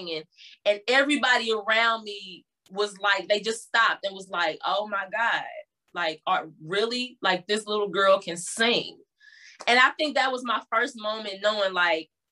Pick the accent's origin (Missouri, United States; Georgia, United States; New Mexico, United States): Missouri, United States; University City; also born or lived in Berkeley, Missouri; we moved to University City, and that's kind of where I spent a nice chunk of my younger years, childhood years